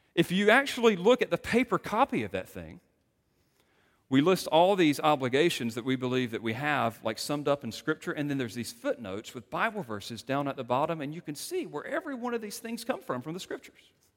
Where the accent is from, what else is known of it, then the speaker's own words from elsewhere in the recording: Greenville, North Carolina, United States; coming from Greenville, North Carolina